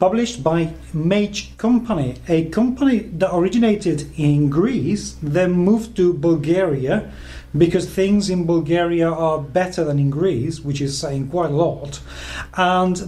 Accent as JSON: {"language": "English", "country": "United Kingdom", "accent": "British", "said": "my British accent"}